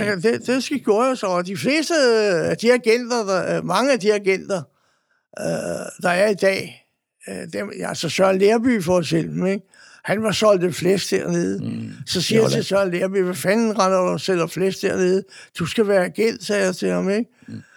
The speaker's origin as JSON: {"language": "Danish", "country": "Denmark", "said": "jeg boede der, og jeg var dansker"}